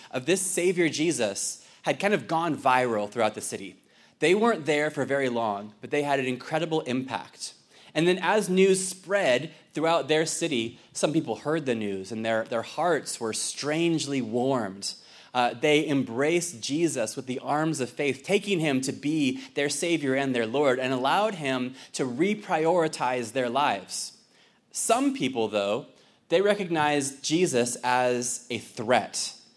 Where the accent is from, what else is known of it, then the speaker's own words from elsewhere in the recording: Fallbrook, California, United States; now in Ireland; I'm originally from Fallbrook